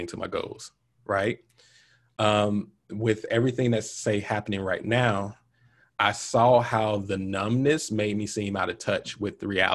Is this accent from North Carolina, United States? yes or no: no; Montgomery, Alabama, United States; Growing up in Montgomery